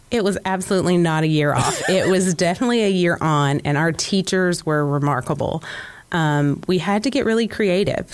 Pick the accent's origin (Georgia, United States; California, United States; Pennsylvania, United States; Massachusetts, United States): Georgia, United States; Conyers; I did not grow up in Cobb County. I grew up primarily in Conyers, Georgia.